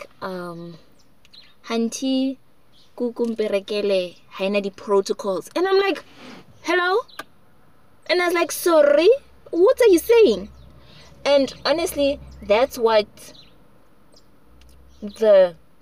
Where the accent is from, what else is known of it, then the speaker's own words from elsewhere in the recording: Johannesburg, Gauteng, South Africa; I was born in Joburg and I speak isiZulu like 85% of the time